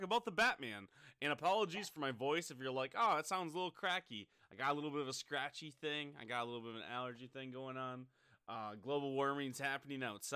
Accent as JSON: {"language": "English", "region": "Midwest", "country": "United States", "tie": "born or raised there", "said": "growing up in the Midwest"}